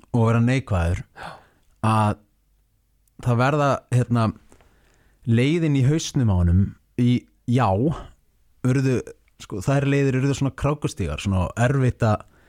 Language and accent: Icelandic; Seltjarnarnes, Capital Region, Iceland; ég ólst upp á Seldirnissi